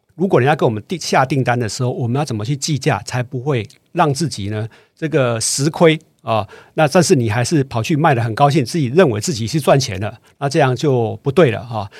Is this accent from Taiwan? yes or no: yes; Taiwan; 这个我们台湾人有个坏习惯哦